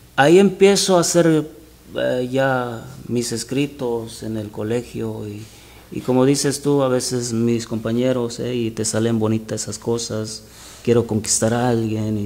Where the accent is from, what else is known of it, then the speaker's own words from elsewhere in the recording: Buenavista de Allende, Guerrero, Mexico; moved away; soy de Guerrero, Guerrero, México. Guerrero, México. Se llama el pueblo Buenavista de Allende Guerrero